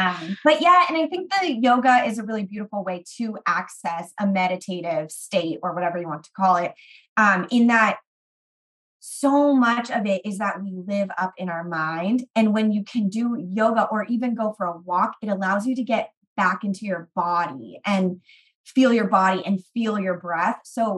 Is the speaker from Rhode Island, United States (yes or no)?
no; California, United States; I am from the Bay Area. I have lived all over California because my dad moved us around a lot.